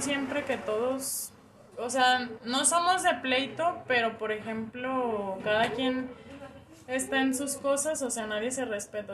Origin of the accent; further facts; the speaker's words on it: Guadalajara, Jalisco, Mexico; Aquí en Guadalajara, Jalisco